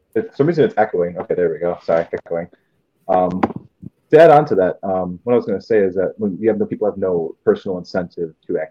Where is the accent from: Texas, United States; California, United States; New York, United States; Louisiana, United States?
New York, United States; Buffalo; I'm from Buffalo, New York. 716 represent.